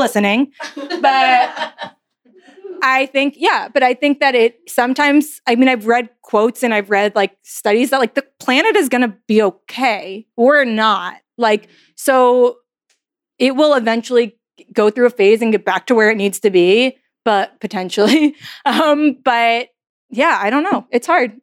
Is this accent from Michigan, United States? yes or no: no; New York, United States; moved away as an adult; also born or lived in New Orleans; Like I never moved before in my entire life. I'm from New York.